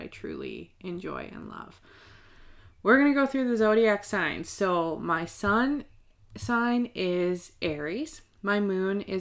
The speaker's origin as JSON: {"language": "English", "town": "Nanaimo", "region": "British Columbia", "country": "Canada", "tie": "born or raised there", "said": "I was born here in Nanaimo on Vancouver Island"}